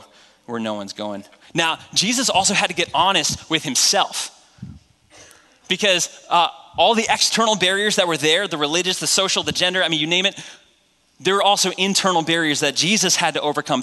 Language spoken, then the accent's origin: English; New Hampshire, United States; I grew up in New Hampshire